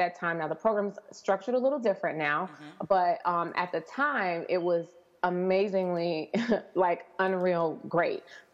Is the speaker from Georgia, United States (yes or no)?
no; Chicago, Illinois, United States; also born or lived in New York / New Jersey; girl from Chicago